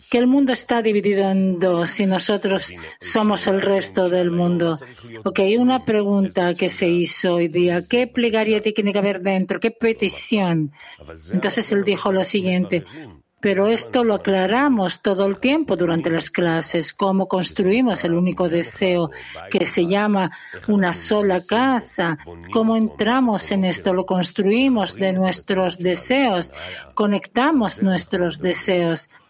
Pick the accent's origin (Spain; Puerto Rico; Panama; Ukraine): Ukraine; Donetsk, Donetsk Oblast; now in Odesa, Ukraine; soy de Donetsk eh, y ahora estoy en Odessa